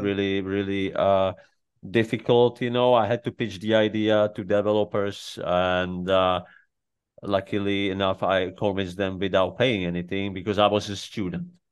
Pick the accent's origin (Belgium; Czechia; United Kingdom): Czechia; English is a second language; moved away; I grew up in Czech Republic